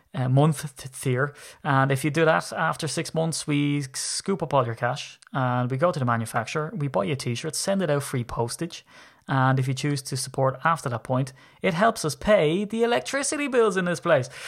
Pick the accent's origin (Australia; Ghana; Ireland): Ireland; I'm Irish